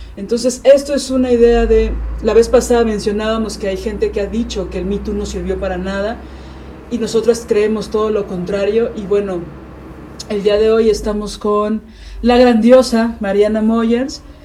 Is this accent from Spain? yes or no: no; Mexico City, Mexico; Yo siendo chilanga